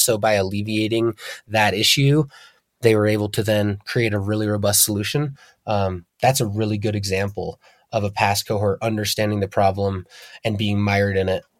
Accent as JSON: {"language": "English", "town": "Darby", "region": "Montana", "country": "United States", "tie": "born or raised there", "also_born_or_lived": "Hamilton, Montana", "said": "I grew up in the southern Bitter Valley, born in Hamilton, Montana, and raised in Darby."}